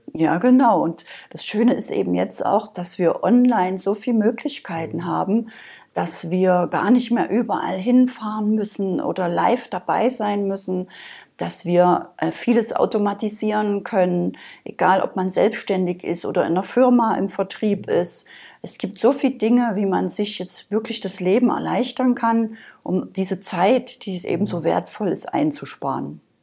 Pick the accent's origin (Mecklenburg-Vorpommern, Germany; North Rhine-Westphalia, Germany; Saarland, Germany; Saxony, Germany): Saxony, Germany; moved away; also born or lived in Berlin; Also ich bin ursprünglich aus Sachsen, das hört man vielleicht noch so ein bisschen.